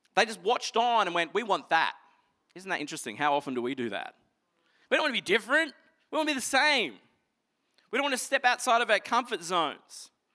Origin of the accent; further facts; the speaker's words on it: Toowoomba, Queensland, Australia; I grew up in Toowoomba